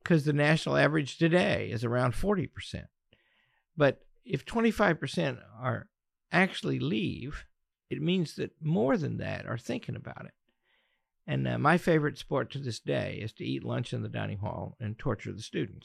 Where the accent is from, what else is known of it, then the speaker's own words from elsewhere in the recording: Pocahontas, Arkansas, United States; I grew up in Northeast Arkansas in the mighty metropolis of Pocahontas